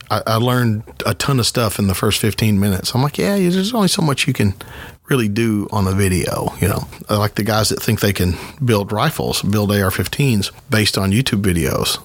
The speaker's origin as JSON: {"language": "English", "country": "United States", "said": "we're American"}